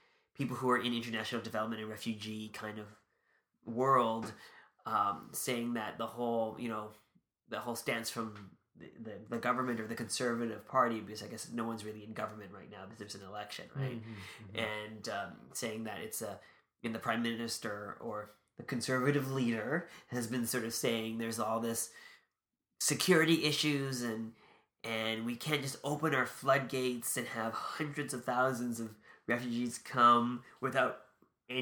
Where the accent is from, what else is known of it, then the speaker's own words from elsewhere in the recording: Canada; a Canadian public member